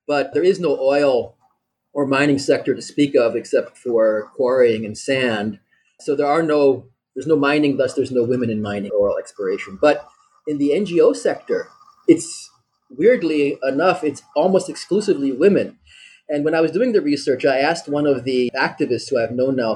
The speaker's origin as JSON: {"language": "English", "town": "Lancaster", "region": "Pennsylvania", "country": "United States", "also_born_or_lived": "Germany / Austria / Beirut, Lebanon", "moved": "yes", "lives_now": "Byblos, Lebanon", "said": "I'm originally from the U.S. I'm from Lancaster, Pennsylvania"}